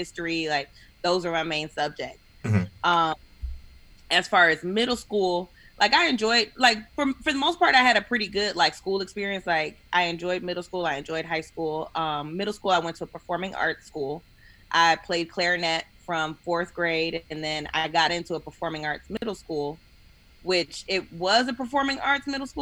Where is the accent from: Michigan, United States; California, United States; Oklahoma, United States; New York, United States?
Michigan, United States; Detroit; also born or lived in Germany; I grew up in Detroit, East Side, 7 Mile